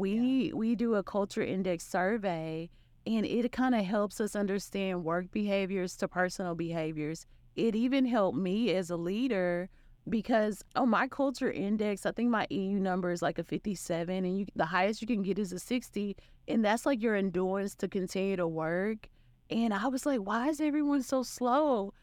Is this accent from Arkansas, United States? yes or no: yes; Arkansas, United States; also born or lived in Florida / Charlotte; now in Dallas, United States; I'm from Arkansas and, um, you can, you can hear in the accent